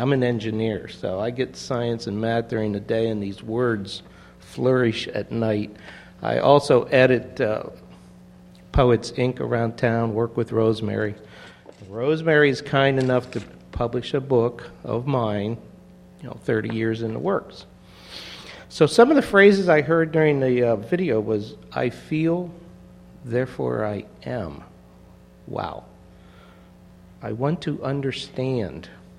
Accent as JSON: {"language": "English", "town": "St. Louis", "region": "Missouri", "country": "United States", "said": "I was a transplant from St. Louis, saw in the city paper"}